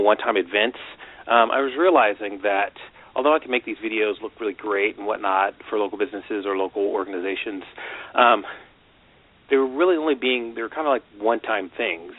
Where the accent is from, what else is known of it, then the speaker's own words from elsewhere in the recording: Washington, United States; moved away as an adult; also born or lived in California; I grew up in Washington State, and I moved down to California to go to school